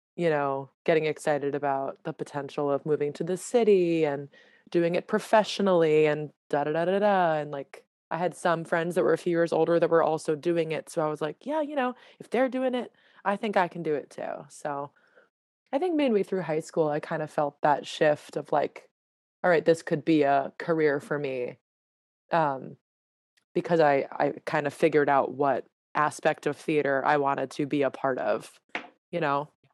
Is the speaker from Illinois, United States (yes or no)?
no; Newton, Massachusetts, United States; moved away as an adult; also born or lived in Connecticut; I am from a town right outside of Boston called Newton, Newton, Massachusetts